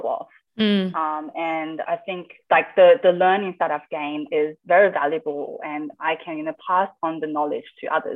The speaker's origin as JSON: {"language": "English", "town": "Adelaide", "region": "South Australia", "country": "Australia", "tie": "born or raised there", "said": "I grew up in Adelaide"}